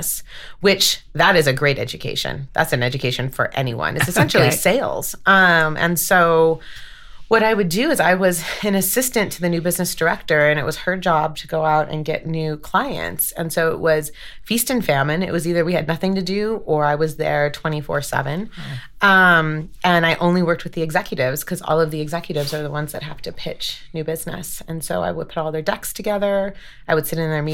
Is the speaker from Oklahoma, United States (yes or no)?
no; Los Angeles, California, United States; moved away as an adult; also born or lived in Washington, D.C.; now in Denver, United States; So I grew up in Los Angeles, and big Italian-Mexican family